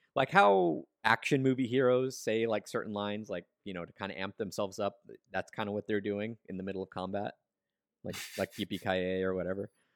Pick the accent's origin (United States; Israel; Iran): United States; as an American fan, a, like, as an English-speaking fan